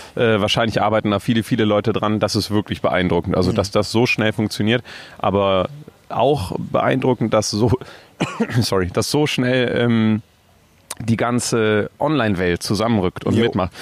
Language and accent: German; Cologne, North Rhine-Westphalia, Germany; bei uns in Köln